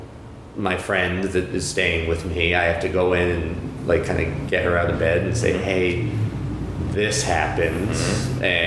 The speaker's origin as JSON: {"language": "English", "area": "New England", "region": "New Hampshire", "country": "United States", "said": "I'm from New England."}